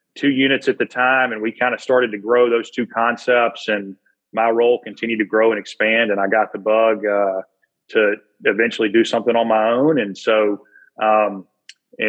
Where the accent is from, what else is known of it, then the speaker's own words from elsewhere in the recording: Birmingham, Alabama, United States; born and raised in Birmingham, Alabama